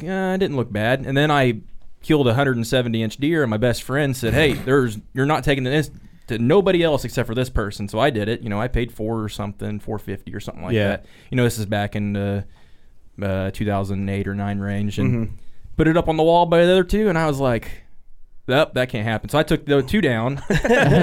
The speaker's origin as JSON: {"language": "English", "region": "Southern Illinois", "country": "United States", "moved": "yes", "lives_now": "Iowa, United States", "said": "I'm from Southern Illinois."}